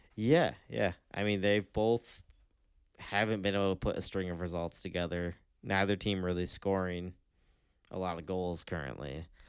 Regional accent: United States; we're, as American fans

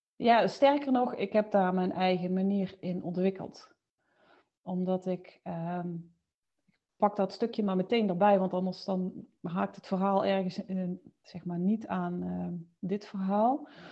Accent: Limburg, Netherlands; now in Mierlo, Netherlands; Woonachtig in Mierlo, maar je zult het waarschijnlijk horen, oorspronkelijk, eh, kom ik uit Limburg

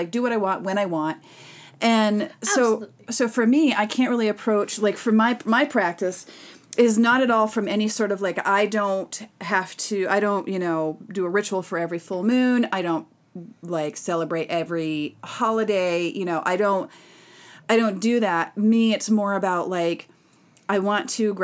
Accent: Massachusetts, United States; growing up in Massachusetts

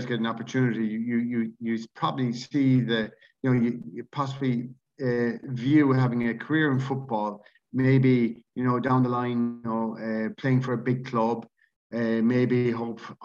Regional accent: Galway, Connacht, Ireland; also born or lived in Cork / Peterborough / Scotland; playing for my hometown club after that at 20 years of age in Galway

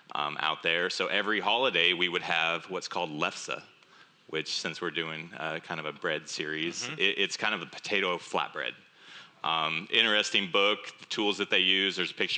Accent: West Coast, United States; moved away as an adult; now in Arkansas, United States; I grew up on the West Coast. So Arkansas is not my home. I joke around and tell people a force moved me here, and that was the Air Force.

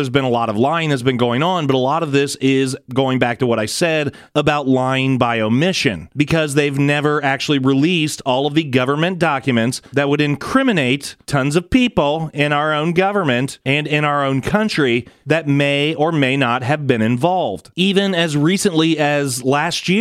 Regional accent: United States; we as the American people, as taxpayers

